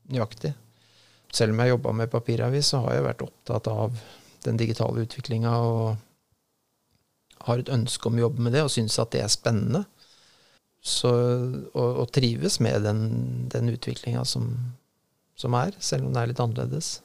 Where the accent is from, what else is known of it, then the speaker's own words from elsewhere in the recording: Drammen, Buskerud, Norway; also born or lived in Tønsberg; jeg trådte mine barnesko i Drammen.